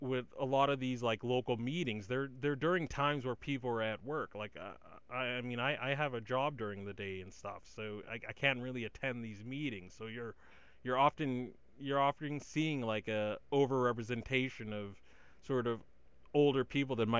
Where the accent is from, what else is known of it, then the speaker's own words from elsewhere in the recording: Massachusetts, United States; my home state of Massachusetts. Like, my hometown and like the city I was born